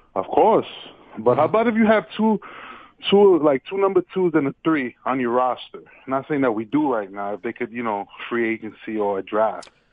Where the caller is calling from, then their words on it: New York, United States; I'm calling from New York right now in the city